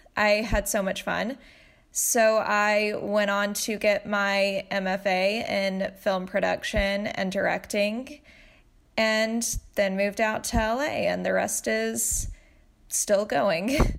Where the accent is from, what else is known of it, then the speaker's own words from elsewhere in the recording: Tennessee, United States; now in Los Angeles, United States; I grew up in Tennessee